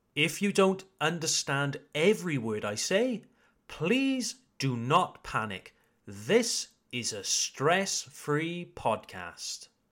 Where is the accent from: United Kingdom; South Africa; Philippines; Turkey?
United Kingdom; now in Alsace, France; I am an English teacher from the United Kingdom